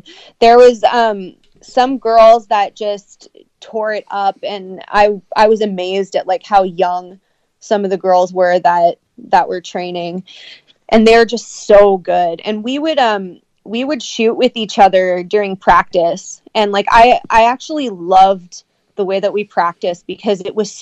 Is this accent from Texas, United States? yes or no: no; Sacramento, California, United States; now in Canada; I'm from Sacramento, California